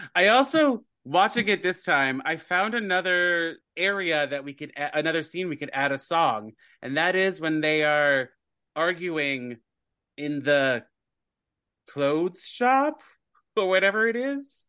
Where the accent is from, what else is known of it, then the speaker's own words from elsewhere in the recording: United States; we're American